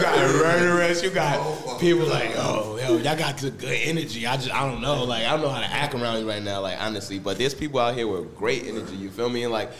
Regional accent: New York City, New York, United States; also born or lived in Bronx, New York; now in Brooklyn, United States; Nah, I'm from Southside. I mean, I lived in the Bronx for a while, but I'm from Southside, Jamaica, Queens.

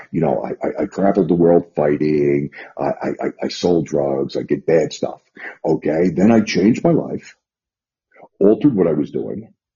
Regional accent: New York City, New York, United States; also born or lived in northern New Jersey / Las Vegas, Nevada; now in Lexington, Virginia, United States; I'm a native New Yorker. I grew up in the Bronx.

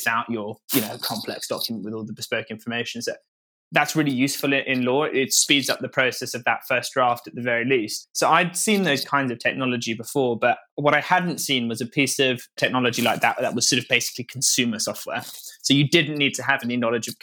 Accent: Norfolk, East of England, United Kingdom; I grew up in Norfolk, fairly rural

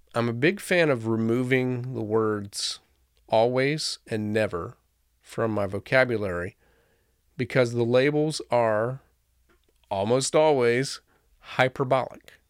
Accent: Florida, United States; moved away; I grew up in Florida, where the most beautiful sunny day was likely to have a torrential thunderstorm

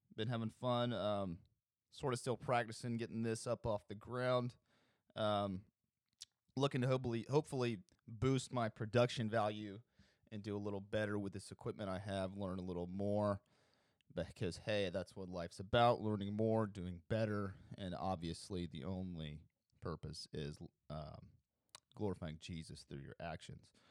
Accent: Alabama, United States; I'm from Alabama. I'm broadcasting this from Alabama

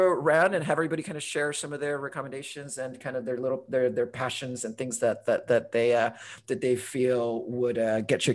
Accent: Honduras; also born or lived in United Kingdom; now in Portland, United States; I'm originally from Honduras, but lived in the UK for 10 years

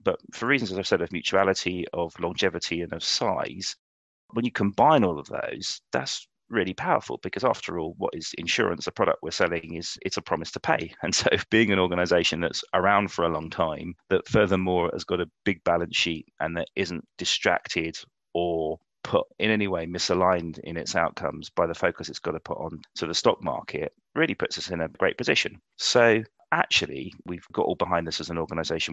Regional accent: London, United Kingdom

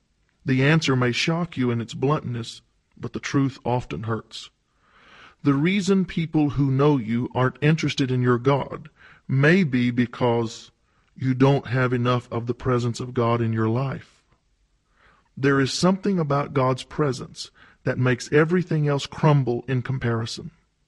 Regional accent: Louisiana, United States; I was born and raised in Louisiana, where we're accustomed to seeing days of rain.

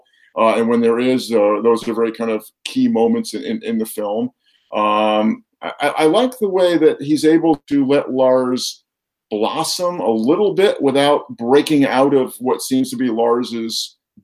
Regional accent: East Coast, United States; now in Minnesota, United States; I'm actually originally from the East Coast

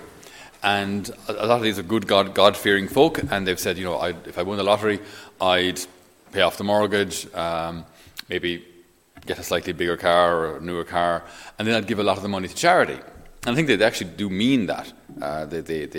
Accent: Ireland; I didn't choose to grow up in Ireland

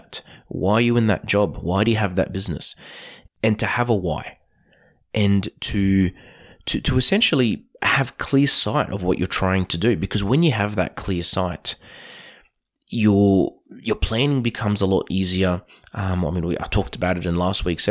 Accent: Queensland, Australia; my experience as a Queenslander growing up

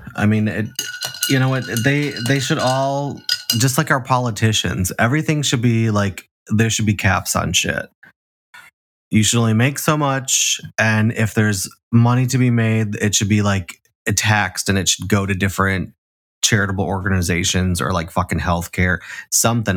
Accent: Chicago, Illinois, United States; I'm from Chicago, the South Side

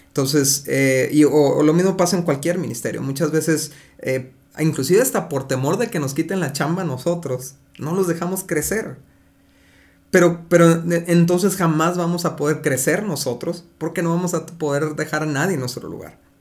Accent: Mexico; porque somos mexicanos

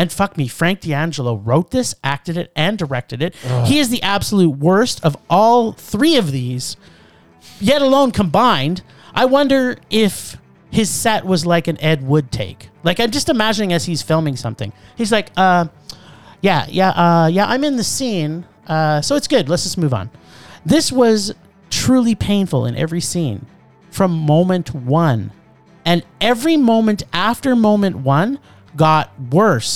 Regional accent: Canada; as a Canadian

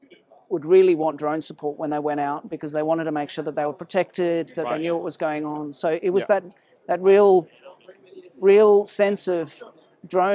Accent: Sydney, New South Wales, Australia; also born or lived in South Africa; I was born in South Africa, and my family moved to Australia when I was 10. I grew up in Sydney

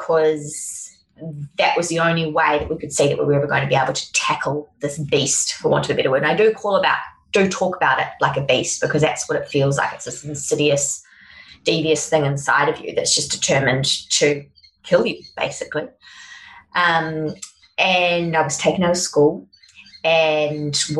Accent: Auckland, New Zealand; now in Sunshine Coast, Australia; I grew up in Auckland in New Zealand.

